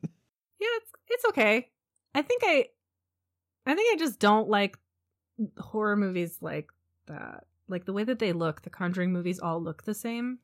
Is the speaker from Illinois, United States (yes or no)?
no; San Diego, California, United States; I grew up in San Diego